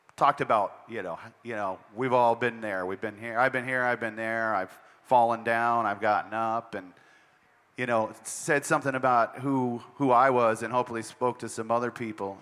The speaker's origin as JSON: {"language": "English", "region": "Montana", "country": "United States", "moved": "yes", "said": "I'm from Montana"}